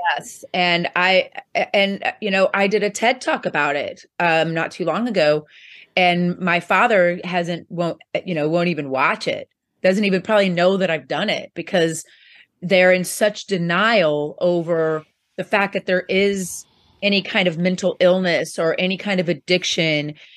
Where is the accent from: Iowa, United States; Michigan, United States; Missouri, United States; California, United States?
Missouri, United States; Poplar Bluff; I actually am from a small town, um, in southeast Missouri called Poplar Bluff